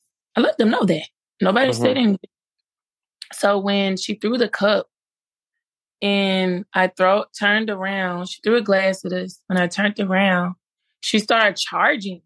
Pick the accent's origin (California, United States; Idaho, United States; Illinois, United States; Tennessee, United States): Tennessee, United States; Memphis; I'm from Memphis, Tennessee